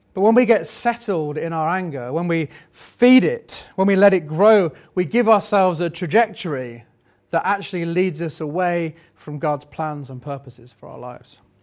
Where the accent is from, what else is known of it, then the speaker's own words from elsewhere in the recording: United Kingdom; we're still British